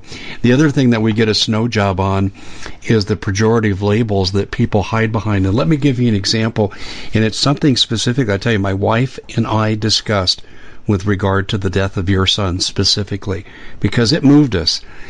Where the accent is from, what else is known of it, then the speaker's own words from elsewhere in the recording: Colorado, United States; moved away as an adult; now in Arizona, United States; I grew up six blocks from Adams County and nearby Arapahoe County.